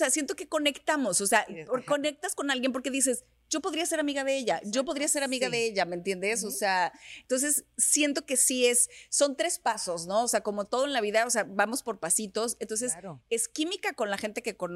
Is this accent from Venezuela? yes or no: no; Mexico; Lo que pasa es que era cuando recién llegué de México. Cuando, cuando yo llegué de México